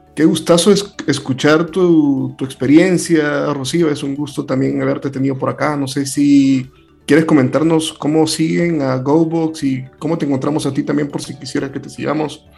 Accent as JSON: {"language": "Spanish", "country": "El Salvador", "said": "soy salvadoreño"}